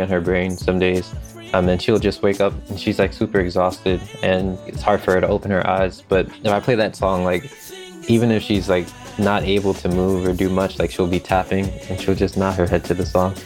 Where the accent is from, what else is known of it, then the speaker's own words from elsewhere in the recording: Philadelphia, Pennsylvania, United States; I'm from Philadelphia